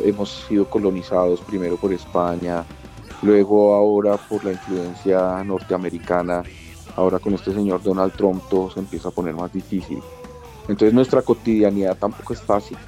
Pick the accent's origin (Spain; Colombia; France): Colombia; nosotros somos colombianos y unos colombianos que pretenden hacer rock